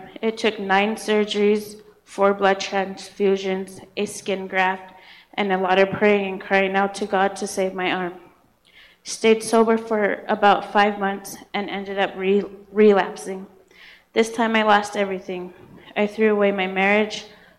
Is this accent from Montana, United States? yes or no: yes; Montana, United States; I was raised up on the Northern Cheyenne Reservation. I grew up in a loving, caring home with parents who loved the Lord.